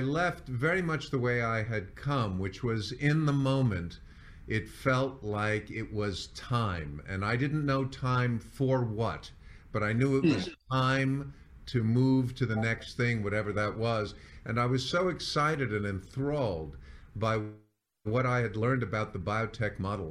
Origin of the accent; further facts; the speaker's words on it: New York, United States; moved away as an adult; also born or lived in San Diego / Las Vegas; moved to New York, which is my hometown